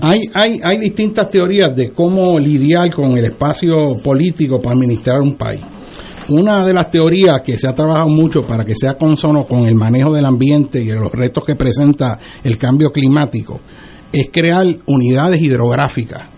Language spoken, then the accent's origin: Spanish; Puerto Rico; Nosotros como puertorriqueños